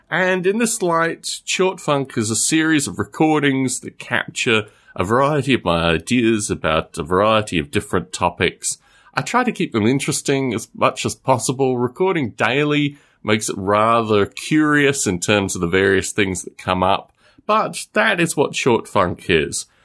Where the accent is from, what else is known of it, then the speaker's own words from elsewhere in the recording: Australia; born there; also born or lived in United Kingdom; I was born in Australia. I lived in the UK for about four years over the past.